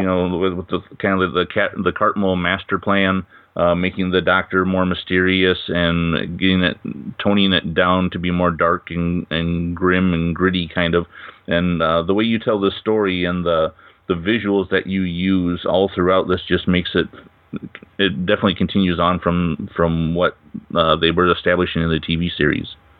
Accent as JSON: {"language": "English", "region": "Iowa", "country": "United States", "said": "I'm from the states. I'm actually from Iowa"}